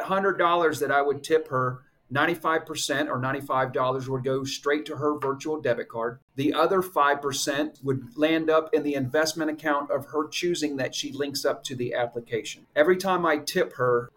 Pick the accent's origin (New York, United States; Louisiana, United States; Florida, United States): Florida, United States; Orlando; I am from Orlando, Florida. I grew up here.